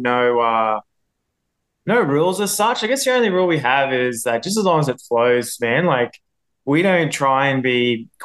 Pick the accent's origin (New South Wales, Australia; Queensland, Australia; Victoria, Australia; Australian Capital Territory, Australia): Queensland, Australia; Townsville; now in Brisbane, Australia; I grew up in Townsville